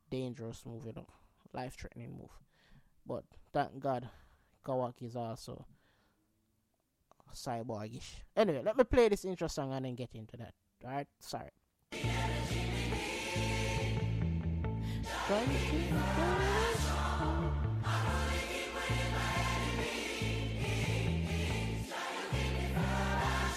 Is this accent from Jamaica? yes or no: yes; Jamaica; I'm Jamaican